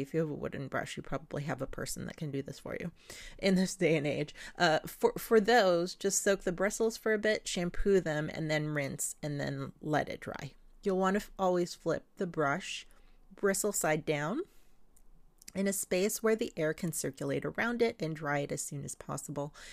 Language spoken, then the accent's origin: English; Philippines; moved away; the old system I grew up with in the Philippines